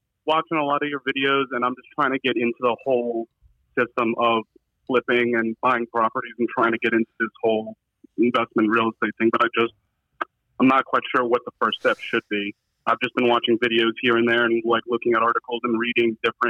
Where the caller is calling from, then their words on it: Orlando, Florida, United States; I'm in Orlando.